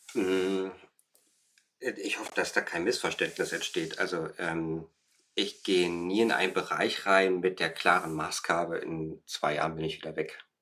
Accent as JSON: {"language": "German", "country": "Germany", "moved": "as an adult", "lives_now": "Berlin, Germany", "said": "ich komme aus dem Harz"}